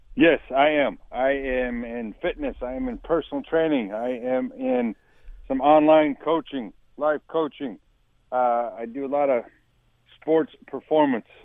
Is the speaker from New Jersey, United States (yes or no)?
no; Wyoming, United States; growing up in Wyoming